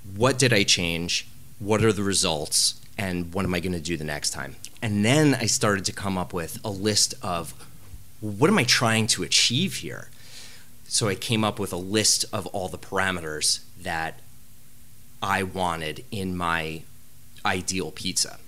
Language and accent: English; United States; the pizza I grew up eating in New Jersey and New York